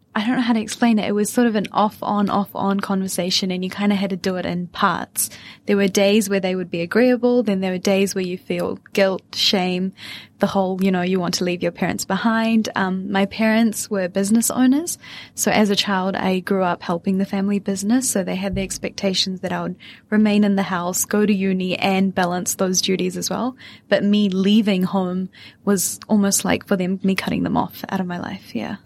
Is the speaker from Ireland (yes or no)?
no; Auckland, New Zealand; accent: Kiwi; also born or lived in Wellington, New Zealand; I was born and raised in New Zealand, but my parents come from West India